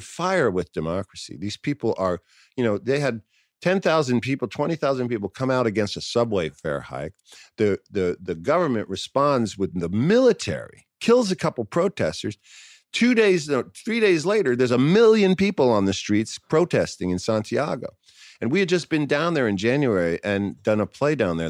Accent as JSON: {"language": "English", "town": "New York City", "region": "New York", "country": "United States", "tie": "born or raised there", "said": "I grew up in New York City"}